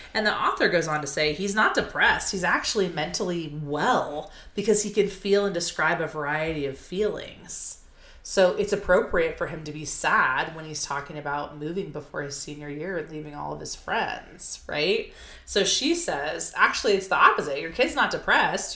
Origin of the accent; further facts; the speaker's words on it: Arizona, United States; I'm an Arizona native